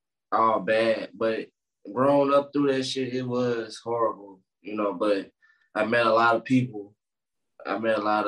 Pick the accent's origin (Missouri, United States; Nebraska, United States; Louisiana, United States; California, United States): Missouri, United States; St. Louis; also born or lived in Minnesota; came back to St. Louis